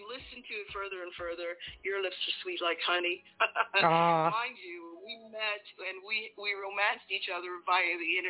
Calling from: England, United Kingdom; I am currently in England.

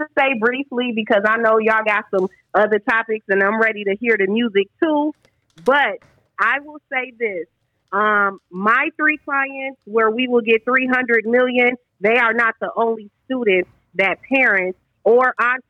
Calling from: Atlanta, Georgia, United States; I'm calling from Atlanta.

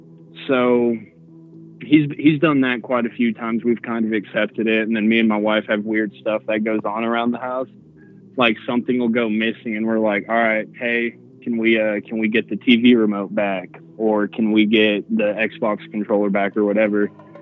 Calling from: Denver, Colorado, United States; from Denver.

